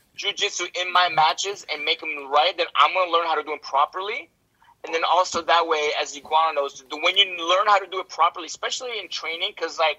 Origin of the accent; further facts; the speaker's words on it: United States; I'm an American